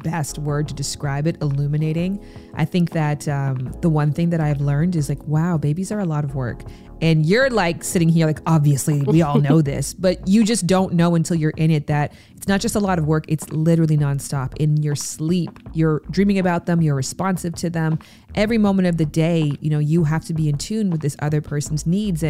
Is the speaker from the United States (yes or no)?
no; Pickering, Ontario, Canada; I'm from Pickering, Ontario, Canada. And so I went to the Pickering Library over summer